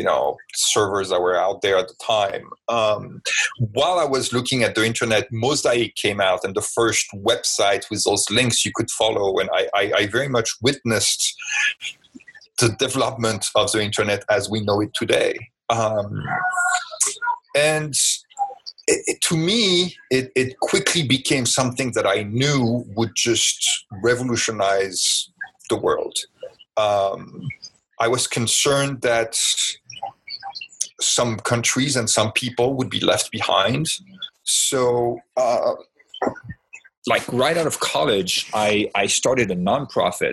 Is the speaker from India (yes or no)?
no; France; moved away as an adult; also born or lived in China / California; my city back in France